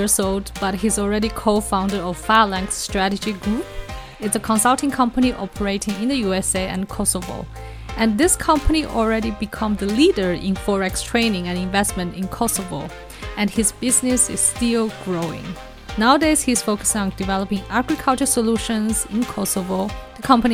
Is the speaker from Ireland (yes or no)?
no; China; moved away; also born or lived in Singapore; I was born in China and I went to Singapore to study